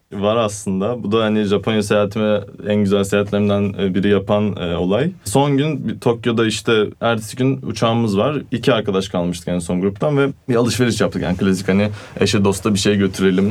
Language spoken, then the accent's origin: Turkish; Turkey; also born or lived in Italy; Türk'üm dedim